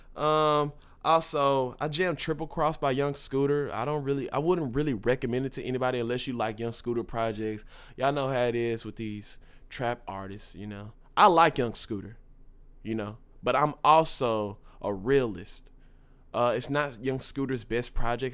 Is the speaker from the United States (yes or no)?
yes; Dallas, Texas, United States; I'm from Dallas